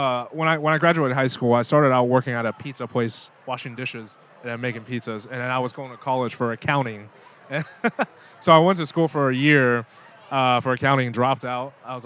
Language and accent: English; Louisville, Kentucky, United States; also born or lived in Taiwan / Vancouver, Canada; when I grew up in, you know, Louisville, Kentucky